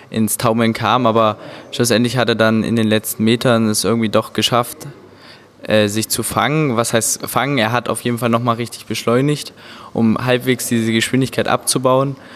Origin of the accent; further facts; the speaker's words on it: Halle, Saxony-Anhalt, Germany; Äh, wir sind aus Sachsen-Anhalt, Halle-Saale und gehen dort auf eine Schule gemeinsam, und zwar das Elisabeth-Gymnasium.